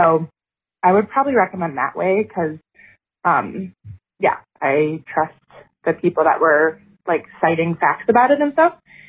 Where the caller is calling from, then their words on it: Wisconsin, United States; I'm a listener from Wisconsin.